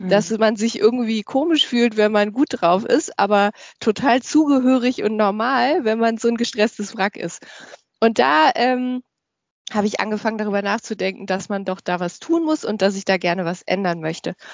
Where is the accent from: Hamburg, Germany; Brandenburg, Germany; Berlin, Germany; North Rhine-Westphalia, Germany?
North Rhine-Westphalia, Germany; Düsseldorf; born there; ich äh, bin gebürtig aus Düsseldorf und ich lebe auch in Düsseldorf ähm, in Deutschland. Ähm, bin also sehr heimatverbunden.